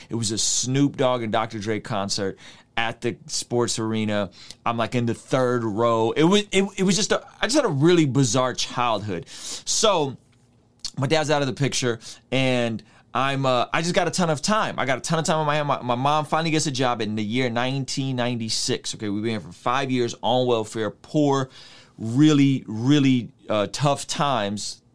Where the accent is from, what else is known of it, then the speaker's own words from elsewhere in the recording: San Diego, California, United States; I'm growing up in San Diego